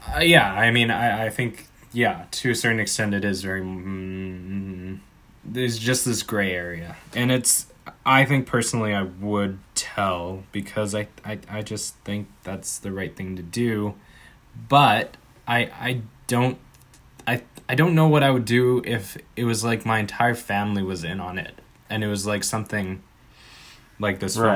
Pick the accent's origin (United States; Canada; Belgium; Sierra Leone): Canada; we're Canadian